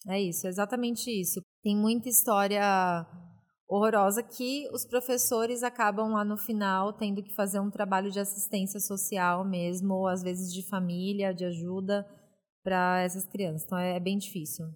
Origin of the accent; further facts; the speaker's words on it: São Paulo, Brazil; nasci na ZL, né? Famosa Zona Leste de São Paulo.